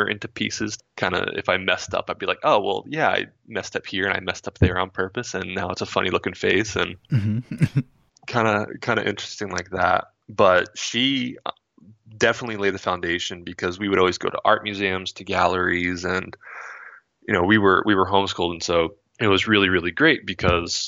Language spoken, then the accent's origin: English; Monterey, California, United States; also born or lived in Florida / Vermont / Ohio; when I was around 9, we moved out to Monterey, California